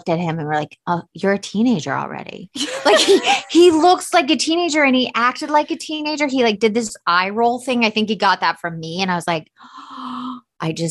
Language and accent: English; Atlanta, Georgia, United States; moved away as an adult; now in Los Angeles, United States; I'm from Atlanta, Georgia, so I grew up in the South